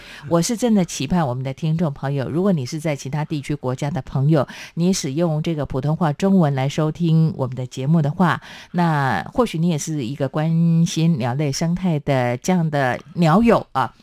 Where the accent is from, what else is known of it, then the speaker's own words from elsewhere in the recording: Taiwan; 身为台湾人，我非常的骄傲